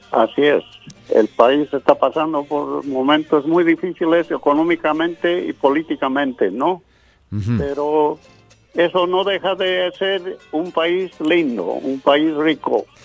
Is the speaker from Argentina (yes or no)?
no; Bolivia; now in United States; ya nacionalizado americano, nunca, nunca voy a dejar de ser, de decir, soy boliviano. Y como dicen los tarijeños, soy boliviano de pura cepa.